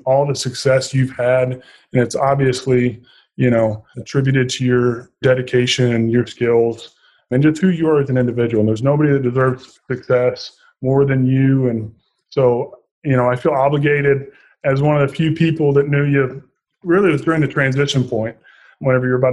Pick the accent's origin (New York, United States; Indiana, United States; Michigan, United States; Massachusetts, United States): Indiana, United States; Southern; moved away as an adult; I was born and raised in Southern Indiana, and I'm very fond of my people back home and very proud Hoosier